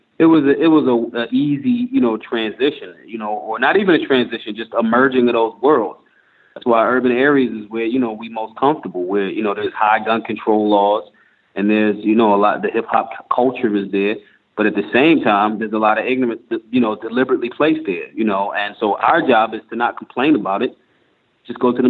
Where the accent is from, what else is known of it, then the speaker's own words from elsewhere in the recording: Philadelphia, Pennsylvania, United States; I'm from Philly. And being in a tough city like Philly growing up